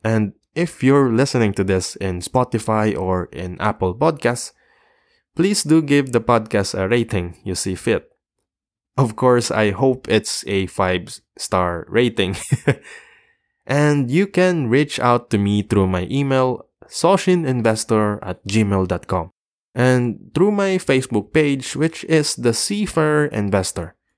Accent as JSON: {"language": "English", "country": "Philippines", "said": "the Philippines, my, my home country"}